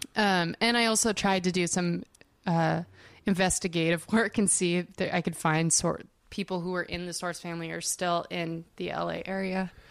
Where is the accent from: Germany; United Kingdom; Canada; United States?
United States; Denver, Colorado; now in Los Angeles, United States; in Denver where I'm from